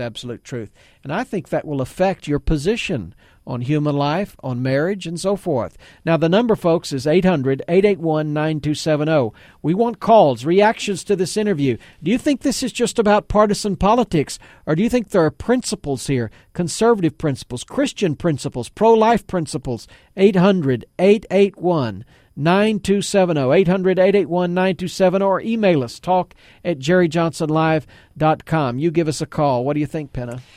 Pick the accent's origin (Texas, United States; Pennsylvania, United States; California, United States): Texas, United States; I grew up in Texas.